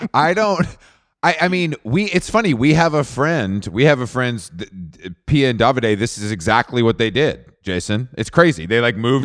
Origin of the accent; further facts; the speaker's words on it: Atlanta, Georgia, United States; I'm, I'm from Atlanta